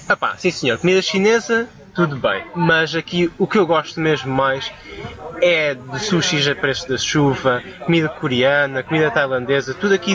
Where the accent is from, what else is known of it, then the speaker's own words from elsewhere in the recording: Caldas da Rainha, Centro, Portugal; moved away as an adult; also born or lived in Macau; now in Beijing, China; pelo menos eu que sou de uma cidade assim mais pequena, das Caldas da Rainha.